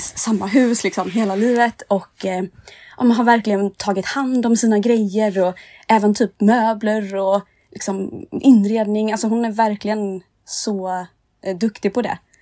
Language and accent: Swedish; Nässjö, Jönköping County, Sweden; moved away as an adult; now in Stockholm, Sweden; jag kommer från Nässjö i Småland